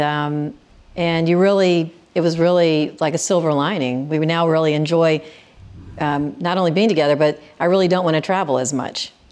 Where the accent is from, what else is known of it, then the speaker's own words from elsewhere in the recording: Memphis, Tennessee, United States; I grew up in Memphis